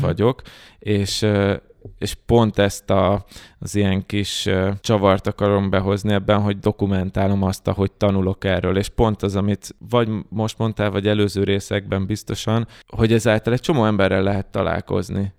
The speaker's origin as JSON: {"language": "Hungarian", "country": "Hungary", "said": "magyarok vagyunk"}